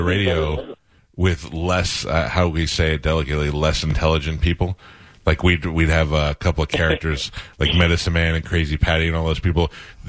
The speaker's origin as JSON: {"language": "English", "town": "New York City", "region": "New York", "country": "United States", "said": "they're from Staten Island, I'm from Staten Island"}